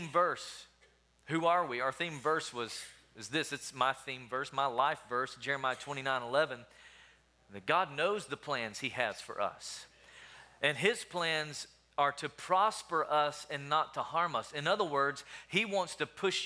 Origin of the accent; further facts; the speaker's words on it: Tennessee, United States; also born or lived in Alabama; now in Wichita Falls, United States; I'm originally from Tennessee